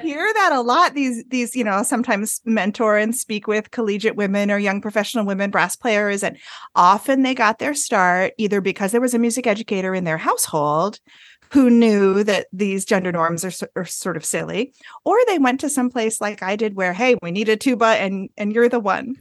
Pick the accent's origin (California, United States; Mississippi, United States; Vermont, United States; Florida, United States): Vermont, United States; northern; now in North Carolina, United States; I am from a small Vermont town. So Vermont is in the north of the United States. My hometown has about two hundred and eighty people in it